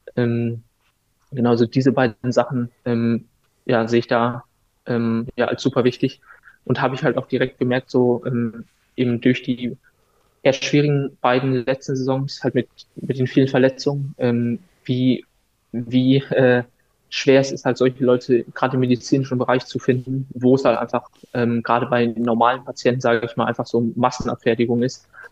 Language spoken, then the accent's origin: German; Wolfsburg, Lower Saxony, Germany; moved away as an adult; now in Darmstadt, Germany; ich bin hier in Wolfsburg einfach ganz normal aufgewachsen